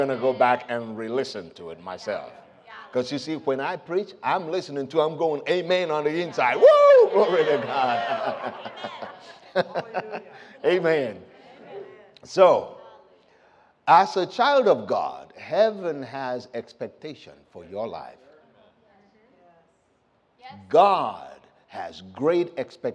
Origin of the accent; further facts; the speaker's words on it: Nigeria; moved away as an adult; also born or lived in United States; I was born and raised in Nigeria, but I left right after high school.